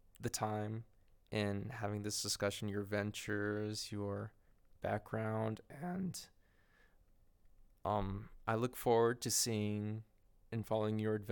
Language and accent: English; Texas, United States; I'm born and raised in Texas